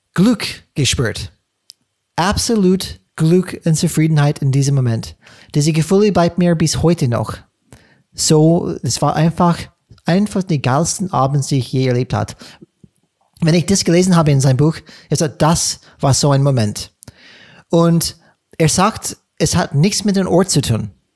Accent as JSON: {"language": "German", "region": "California", "country": "United States", "second_language": "German", "moved": "yes", "said": "ich komme aus, komme aus Kalifornien"}